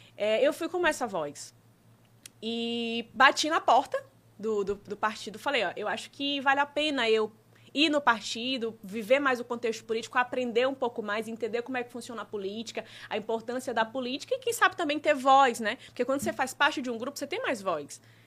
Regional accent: Brazil; minha região, que é do Disseu, né? É a região onde eu nasci, cresci, é onde eu empreendo, tenho loja

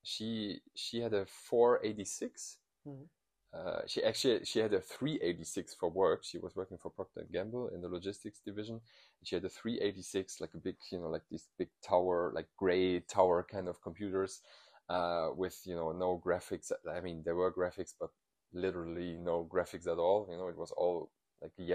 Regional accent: Eifel, North Rhine-Westphalia, Germany; English is a second language; moved away as an adult; also born or lived in Cologne / Bonn; I was born and raised in the Eifel

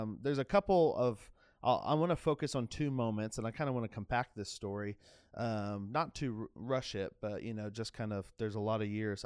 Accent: Jacksonville, Florida, United States; I grew up in Jacksonville, Florida.

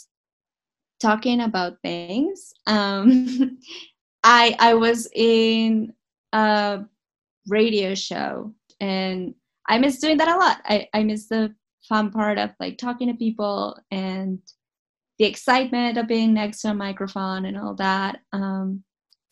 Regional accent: Ecuador; first language Spanish; English is a second language; I am from Ecuador

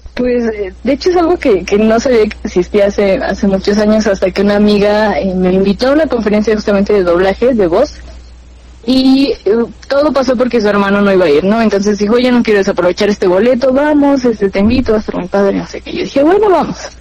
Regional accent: Pachuca, Hidalgo, Mexico; tengo 21 años, y soy de Pachuca Hidalgo

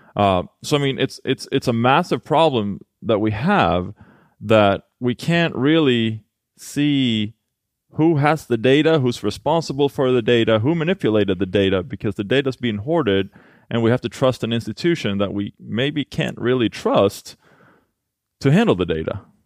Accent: Halmstad, Halland County, Sweden; now in Los Angeles, United States; I'm from Sweden, born and raised in Halmstad

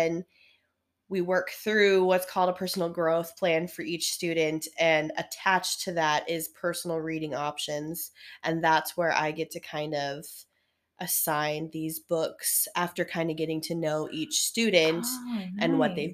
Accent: United States; So I grew up Washington girl, mm-hmm. always been Washington girl

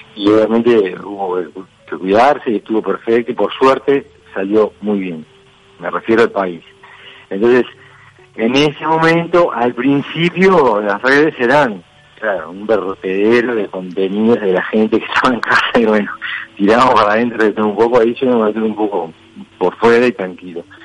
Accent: Montevideo, Uruguay; yo nací en el Reducto y me crié ahí en la Guada, en el Reducto

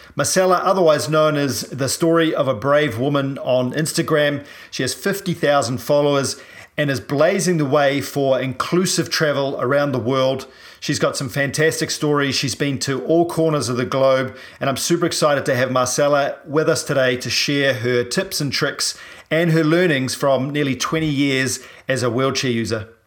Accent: New Zealand; I'm a paraplegic from New Zealand

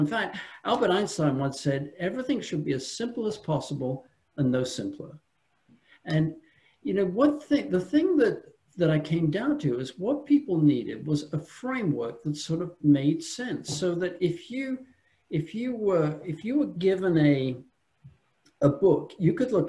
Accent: England, United Kingdom; also born or lived in France; now in United States; I'm from England originally, lived a long time in France, came from France.

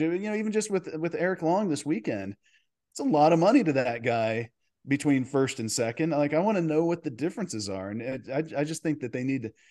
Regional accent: Dallas, Texas, United States; I grew up in Dallas

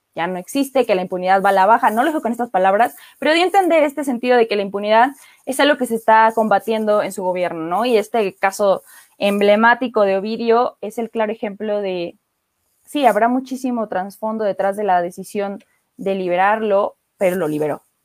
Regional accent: Mexico

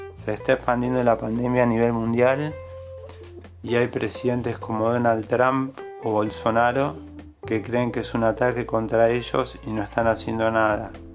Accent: Argentina; Yo soy de Argentina

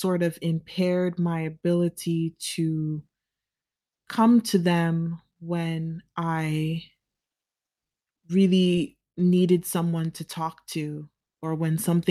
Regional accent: United States; as a child growing up in the United States

